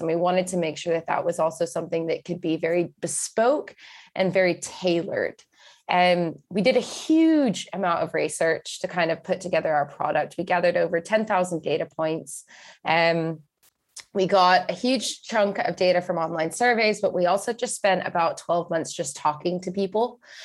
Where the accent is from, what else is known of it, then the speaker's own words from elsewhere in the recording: Texas, United States; moved away as an adult; also born or lived in Scotland; now in United Kingdom; I grew up in Texas, and I moved over to the U K when I just turned eighteen